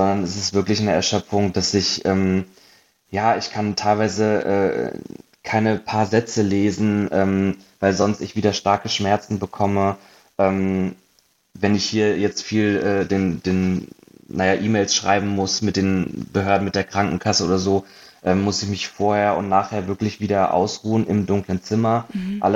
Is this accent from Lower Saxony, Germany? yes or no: yes; Hanover, Lower Saxony, Germany; also born or lived in Munich; now in Berlin, Germany; zweieinhalb Jahren nach Berlin gezogen, habe äh, sieben Jahre in München gewohnt vorher und ursprünglich äh, komme ich aus Hannover